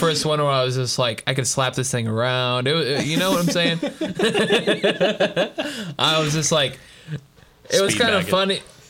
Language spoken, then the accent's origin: English; Kentucky, United States; I grew up in Kentucky.